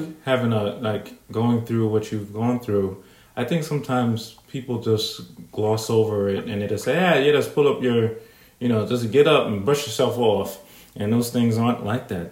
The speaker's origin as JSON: {"language": "English", "region": "New York", "country": "United States", "said": "being a New Yorker"}